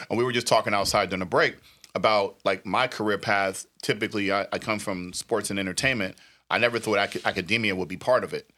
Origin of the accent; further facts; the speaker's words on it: New Jersey, United States; when I was growing up, in New Jersey